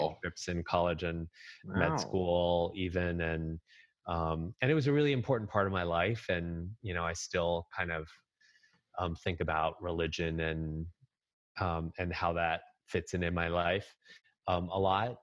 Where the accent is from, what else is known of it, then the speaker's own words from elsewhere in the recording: Nutley, New Jersey, United States; moved away as an adult; also born or lived in Rochester, New York; now in Boston, United States; Nutley, which is where Martha Stewart is from